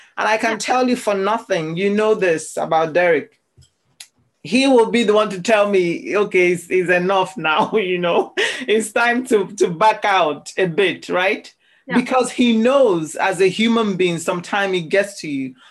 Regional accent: Nigeria; now in Scotland, United Kingdom; growing up as a Nigerian

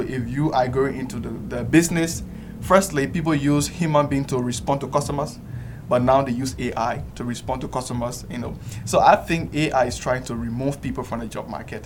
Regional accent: Liberia; moved away as an adult; now in Yogyakarta, Indonesia; I'm from the Republic of Liberia, West Africa

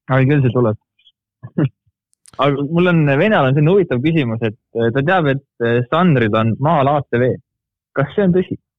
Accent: Estonia; ma olen nii eestlane, kui eestlane olla saab

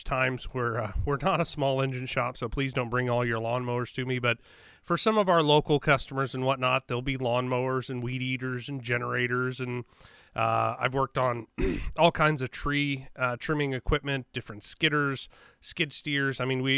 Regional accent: Joplin, Missouri, United States; also born or lived in LaPorte, Indiana; I grew up north for a little while. I'm originally from the Joplin, Carthage, you know, Neosho area as a young kid. And then we moved up north to, it would be the east side of Lake Michigan. LaPorte, Indiana is where I spent a portion of my childhood.

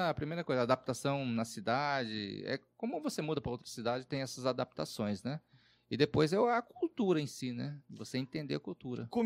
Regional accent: Southeast, Brazil; A gente é do Sudeste, no contexto urbano, e você vai para o norte do país, que é muito diferente, né?

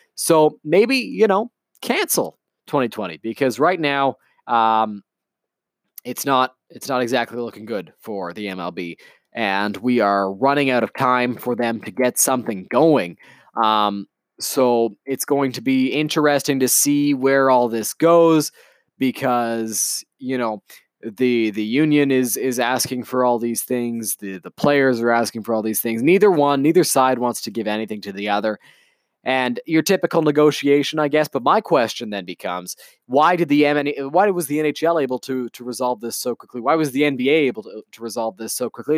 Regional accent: Canada; as a Canadian baseball fan

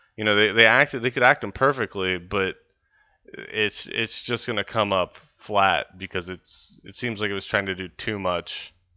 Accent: West Virginia, United States; I'm from West Virginia.

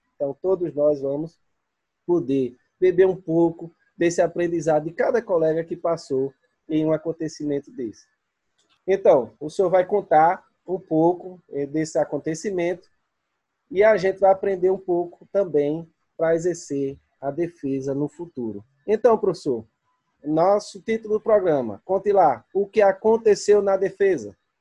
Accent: Northeast Region, Brazil; eu sou do Nordeste

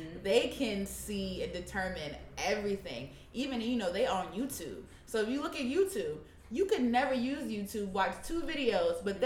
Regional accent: New York City, New York, United States; I'm from Harlem

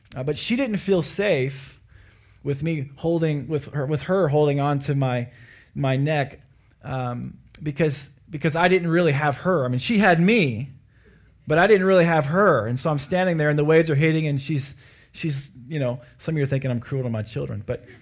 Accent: Anchorage, Alaska, United States; I am from Alaska and uh, from Anchorage

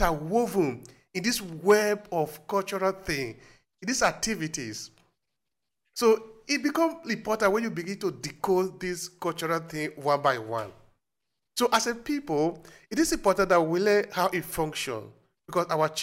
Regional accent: Nigeria; moved away; I grew up in Africa

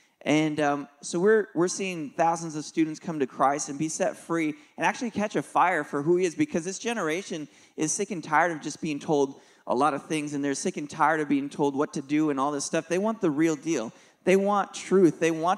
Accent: Nashville, Tennessee, United States; We're from Nashville, Tennessee area, and we do something called Kingdom Youth Conference.

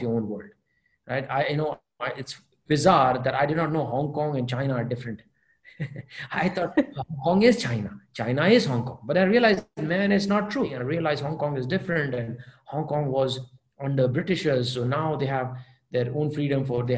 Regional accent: Adipur, Gujarat, India; English is a second language; moved away; I did not go out of Kutch. I was born in Adipur, Gujarat

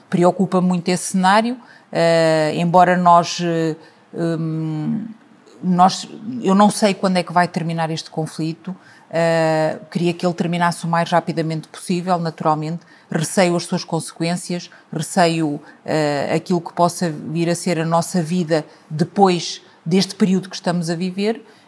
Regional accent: Lisbon, Portugal; moved away as an adult; now in Tondela, Portugal; eu, em particular, que vivi e cresci num sítio como em Lisboa, e hoje eh, vivo e tenho a minha vida familiar, profissional, uh, os meus filhos uh, fora de Lisboa

